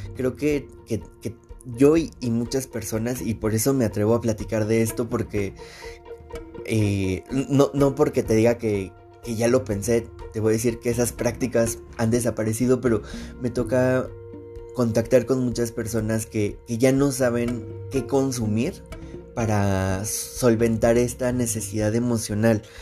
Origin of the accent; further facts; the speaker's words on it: Mexico; nosotros eh, como mexicanos